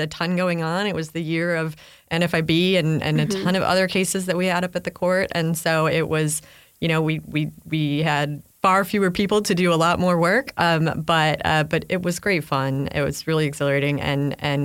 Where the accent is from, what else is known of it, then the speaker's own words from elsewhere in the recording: Chicago, Illinois, United States; I grew up in Chicago